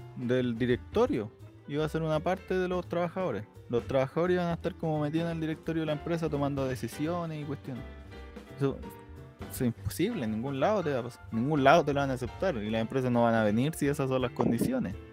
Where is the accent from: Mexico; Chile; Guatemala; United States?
Chile; nosotros no somos Argentina